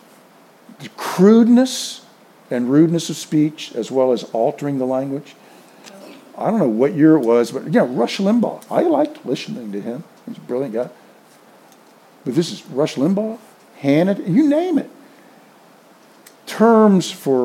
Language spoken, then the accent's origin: English; the South, United States; I grew up in the South